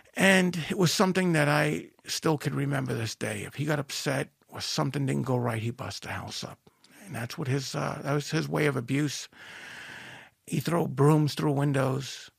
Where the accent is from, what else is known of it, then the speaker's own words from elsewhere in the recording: Merrick, New York, United States; I wind up growing up in Merrick